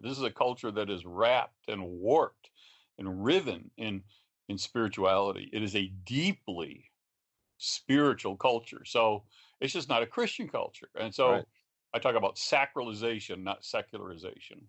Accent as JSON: {"language": "English", "region": "West Virginia", "country": "United States", "said": "I'm from West Virginia"}